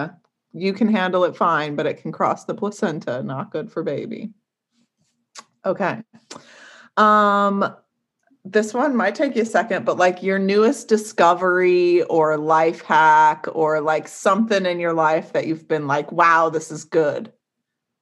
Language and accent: English; Utah, United States; moved away; Born and raised in Utah